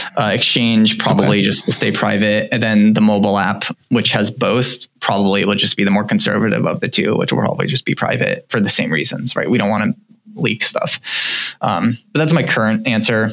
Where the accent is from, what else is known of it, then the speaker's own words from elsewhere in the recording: United States; I think we're all American, we all kind of come from the U.S.